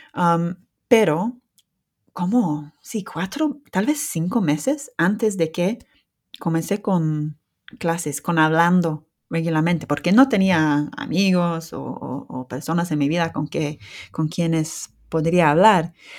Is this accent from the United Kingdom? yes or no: yes; England, United Kingdom; first language English; Spanish is a second language; soy lince de Inglaterra